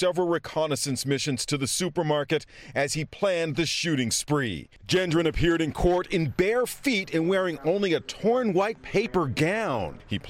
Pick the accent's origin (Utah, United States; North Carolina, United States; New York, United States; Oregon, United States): New York, United States; Buffalo; moved away; Buffalo is my hometown